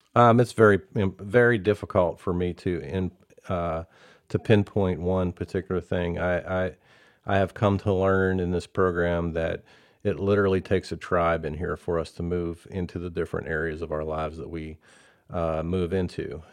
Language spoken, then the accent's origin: English; Belle Vernon, Pennsylvania, United States; now in Prosper, United States; I'm from, uh, a place called Bell Vernon, Pennsylvania originally.